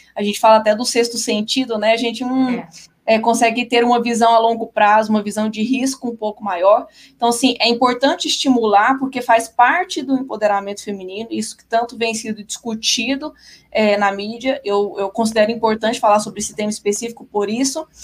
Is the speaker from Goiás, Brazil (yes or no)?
yes; Goiânia, Goiás, Brazil; eu sou de Goiânia